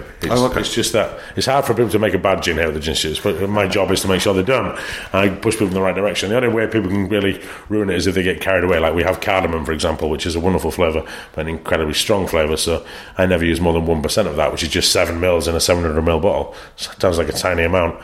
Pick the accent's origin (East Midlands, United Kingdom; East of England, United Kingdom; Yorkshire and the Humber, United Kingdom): Yorkshire and the Humber, United Kingdom; Leeds; From Leeds